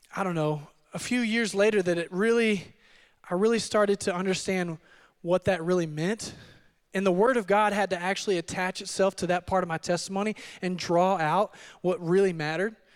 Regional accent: Odessa, Texas, United States; also born or lived in Midland, Texas; I am from the Permian Basin, Permian Basin, and, uh, I was born and raised in Odessa. Uh, my parents moved our family over to Midland when I was in junior high

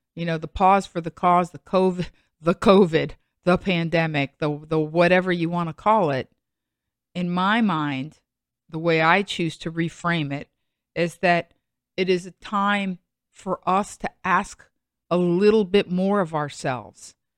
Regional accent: United States; also born or lived in Los Angeles; as an American who's lived twenty years in Los Angeles

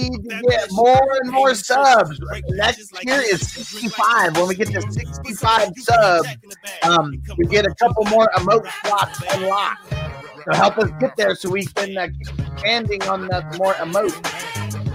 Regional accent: California, United States; just being from California.

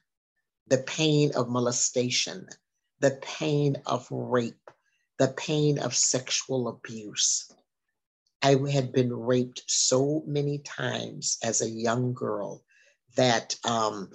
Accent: Minnesota, United States; also born or lived in Galveston; now in Houston, United States; I was raised in Minnesota, traveled around a lot.

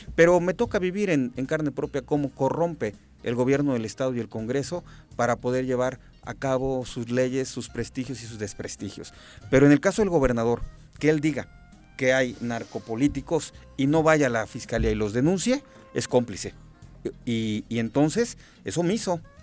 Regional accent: Tres Marías, Morelos, Mexico; soy de Tres Marías, me conocen a mi familia, a mi gente

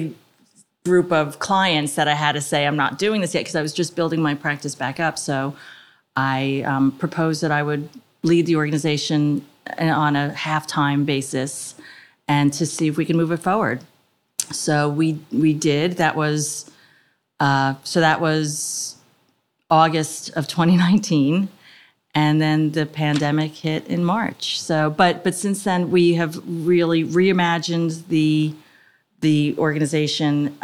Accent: Edison, New Jersey, United States; now in Montgomery Township, United States; I grew up in Edison

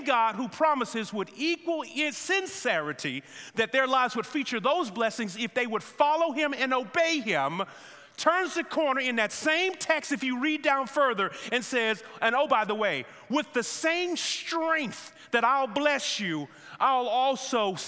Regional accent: United States; us as American believers

